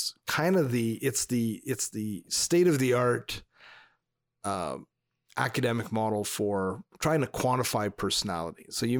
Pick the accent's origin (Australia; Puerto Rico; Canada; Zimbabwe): Canada; Northern Canada; Well, we're from Northern Canada, so we're dressing like the Inuit.